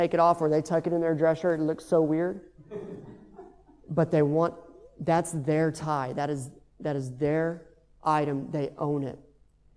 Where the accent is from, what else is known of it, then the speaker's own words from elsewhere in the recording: Texas, United States; moved away; I'm from Texas